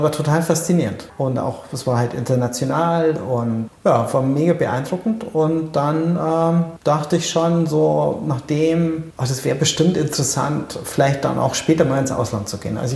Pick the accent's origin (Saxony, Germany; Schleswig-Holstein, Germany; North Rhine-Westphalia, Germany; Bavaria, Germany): Bavaria, Germany; Erding; Ich bin in der Nähe von Erding aufgewachsen. Es gab zwei Fotografen in Erding.